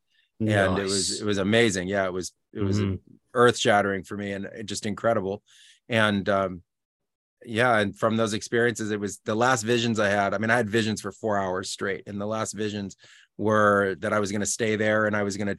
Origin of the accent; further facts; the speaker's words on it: California, United States; moved away as an adult; also born or lived in Peru; I'm originally from the United States. Yeah, from California.